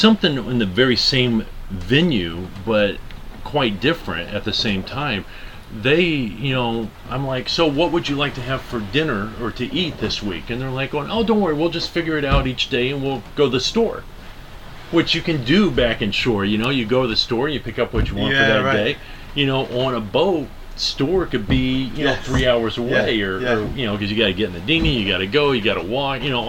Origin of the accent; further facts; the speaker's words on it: United States; me as an American